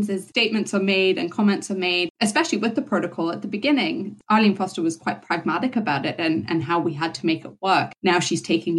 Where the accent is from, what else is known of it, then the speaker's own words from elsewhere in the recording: Zimbabwe; now in Northern Ireland, United Kingdom; I was born in Zimbabwe, grew up in Zimbabwe. When I moved here, I moved to a loyalist housing estate